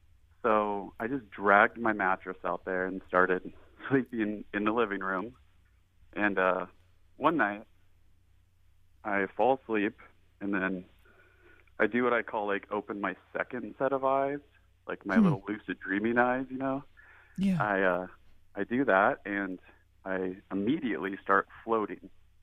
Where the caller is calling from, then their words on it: Shoreline, Washington, United States; I am calling from Shoreline, Washington.